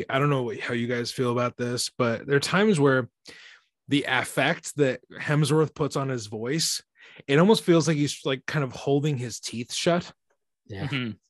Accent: Quebec, Canada; I'm from Quebec.

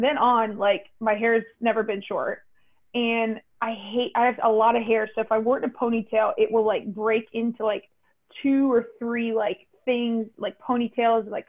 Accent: Raleigh, North Carolina, United States; I'm from Raleigh

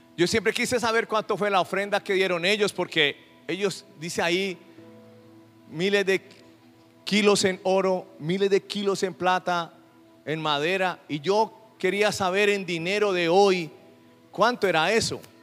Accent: Colombia; Nosotros acá en Colombia

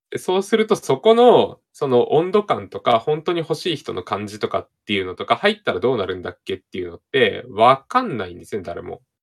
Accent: Hokkaido, Japan; 私北海道出身なんですけど、田舎でね

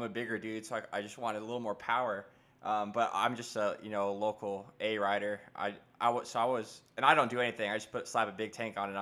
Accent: Florida, United States; now in North Carolina, United States; I'm originally from Florida. I'm living in North Carolina now

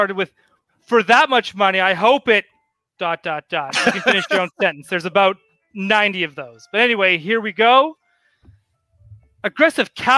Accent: Canada; I'm Canadian

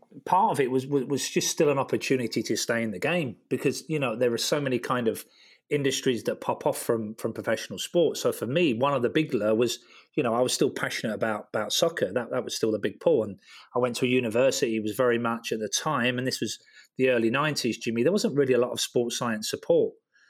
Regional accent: London, United Kingdom; born there; that was sort of like North London. And, you know, we played on the street every night, and I was born quite near the Tottenham Hotspur football ground.

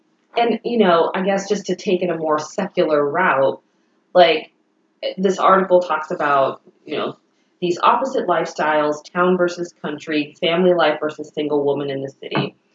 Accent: San Jose, California, United States; also born or lived in New York City, New York / Granby, Connecticut; now in Matthews, United States; I grew up in San Jose, California, where it was very diverse.

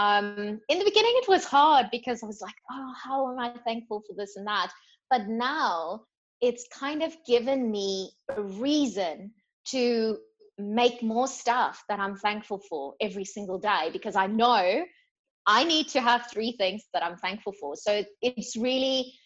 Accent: South Africa; now in Australia; I'm from South Africa

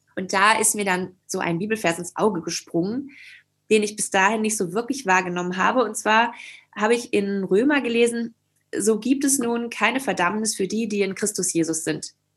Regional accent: Schleswig-Holstein, Germany; moved away as an adult; also born or lived in Hamburg; now in Leipzig, Germany; ich komme aus Norddeutschland, aus Schleswig-Holstein

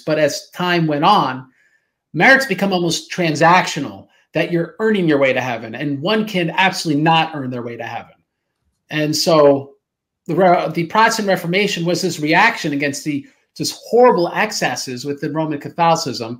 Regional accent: United States; I'm an American

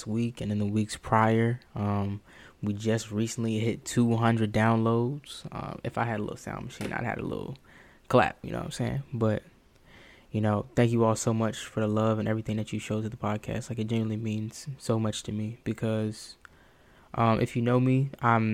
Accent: the South, United States; I was raised in the South

